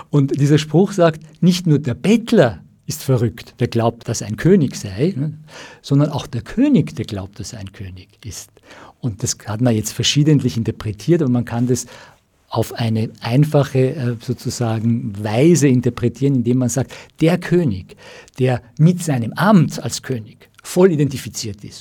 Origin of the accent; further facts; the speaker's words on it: Iran; komme aus dem Iran, vielleicht äh, haben die Hörer von den, von den jüngsten Entwicklungen im Iran gehört